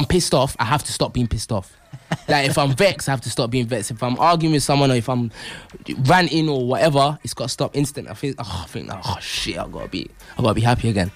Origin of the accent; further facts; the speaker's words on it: Derby, East Midlands, United Kingdom; also born or lived in London; Obviously, I'm from London originally, but growing up in Derby means that obviously I've been up north a lot